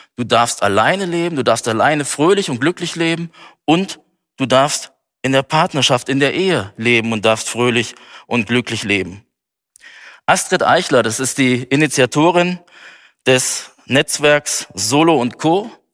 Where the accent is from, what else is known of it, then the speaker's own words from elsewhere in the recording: Germany; hier bei uns in Deutschland